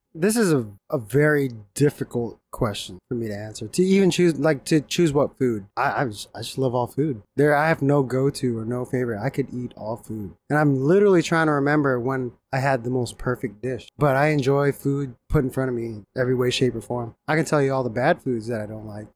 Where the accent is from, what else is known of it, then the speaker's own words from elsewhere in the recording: Japan; moved away; growing up in Japan